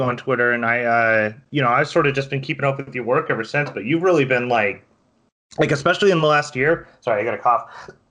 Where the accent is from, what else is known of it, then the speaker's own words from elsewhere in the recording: Valley View, Texas, United States; also born or lived in Florida; I grew up in like middle of nowhere Texas. There's a town in North Texas called Valley View